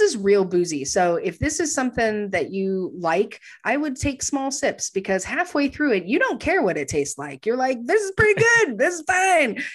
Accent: Texas, United States; I grew up in Texas

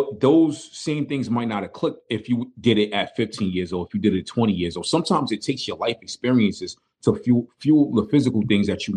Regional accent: New York City, New York, United States; moved away; me being from Brooklyn

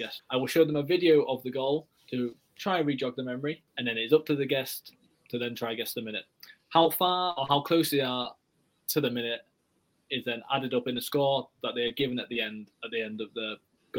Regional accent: North East England, United Kingdom; I'm from the North East

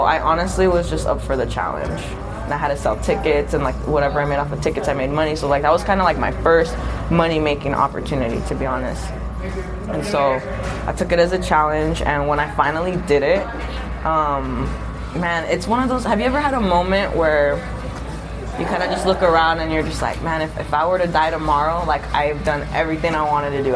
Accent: San Diego, California, United States; moved away; I'm actually originally from San Diego, California

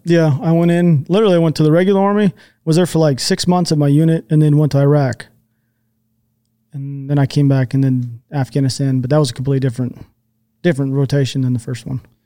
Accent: just south of Seattle, Washington, United States; also born or lived in Texas; Born in Texas. I kinda, quote unquote, grew up in just south of Seattle. I lived there for, like, fourteen years

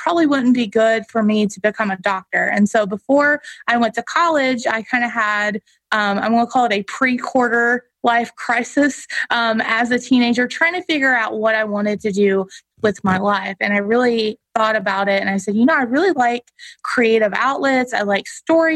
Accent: Eastern Kentucky, United States; I grew up in Eastern Kentucky, so I'm very proud of where I grew up and my family still lives there.

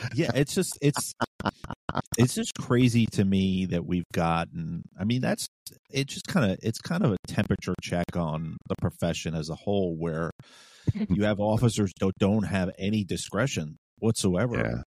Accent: New York City, New York, United States; now in Virginia, United States; I'm from New York City

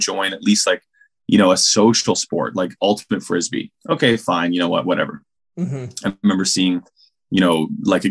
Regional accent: Canada; I grew up in Canada in a town, you know, just outside of a small city, basically.

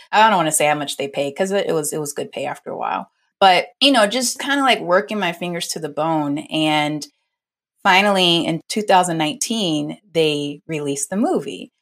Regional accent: New Orleans, Louisiana, United States; moved away as an adult; also born or lived in North Carolina; now in Los Angeles, United States; I'm originally from New Orleans and went to New Orleans Center for Creative Arts

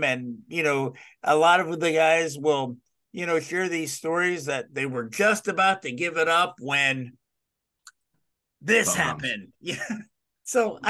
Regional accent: Dallas, Texas, United States; Well, I grew up in the Dallas area and started watching World Class Championship Wrestling.

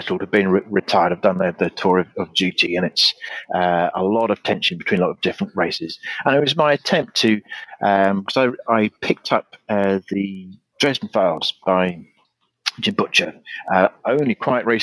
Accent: United Kingdom; my hometown, where the Celtic Queen Boudica burnt the place to the ground

